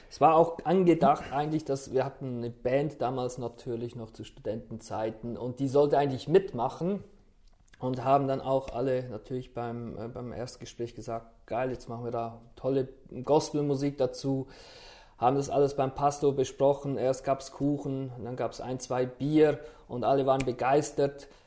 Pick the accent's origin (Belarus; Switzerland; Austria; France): Switzerland; Aargau; now in Schleswig-Holstein, Germany; stamme ich nicht ursprünglich aus Schleswig-Holstein. Das stimmt.